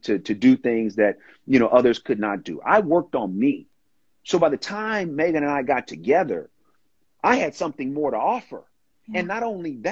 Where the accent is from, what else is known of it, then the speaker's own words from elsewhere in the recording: Oakland, California, United States; I'm from Oakland